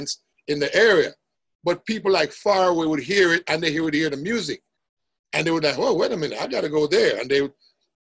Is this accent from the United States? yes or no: no; Jamaica; I grew up in a place, Jamaica, where it was musical.